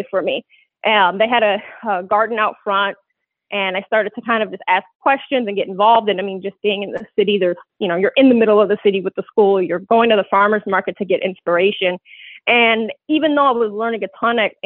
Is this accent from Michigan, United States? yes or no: yes; Detroit, Michigan, United States; moved away; I'm originally from Detroit. I moved back to Detroit for 2 years